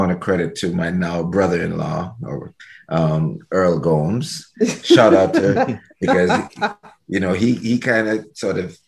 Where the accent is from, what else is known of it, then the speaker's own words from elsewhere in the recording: Antigua & Barbuda; moved away; I was born in what we call a little bit of paradise called Antigua and Barbuda.